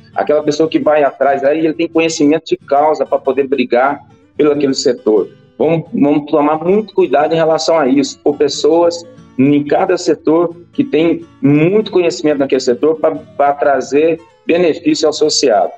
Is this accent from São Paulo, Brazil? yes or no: no; Rio Verde, Goiás, Brazil; Sou daqui de Rio Verde